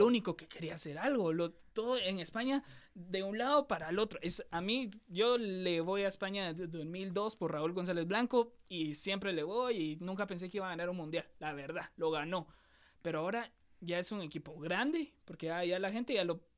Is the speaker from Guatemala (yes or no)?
yes; Guatemala; nosotros somos de Guatemala, lo estamos grabando en Guatemala.